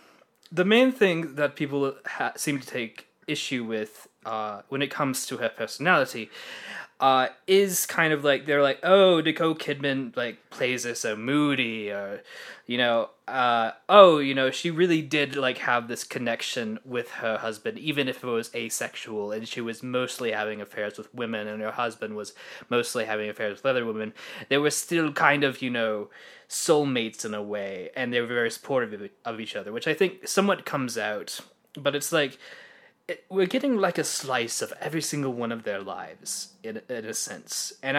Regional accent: United Kingdom; I mean, I'm British, so obviously I'm serious all the time.

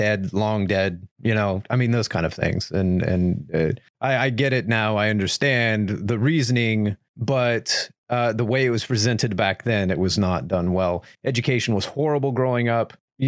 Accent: Oklahoma, United States; I grew up in Oklahoma

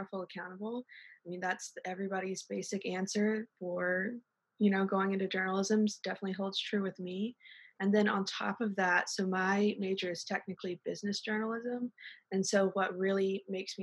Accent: Sanford, North Carolina, United States; I'm from there, born and raised.

